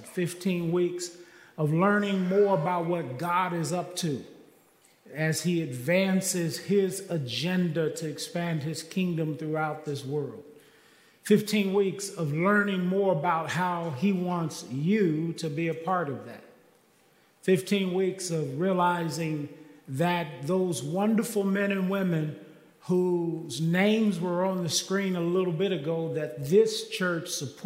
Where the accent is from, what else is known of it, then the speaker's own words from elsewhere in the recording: Kansas City, Missouri, United States; now in Texas, United States; I am from Kansas City, and I was born and raised there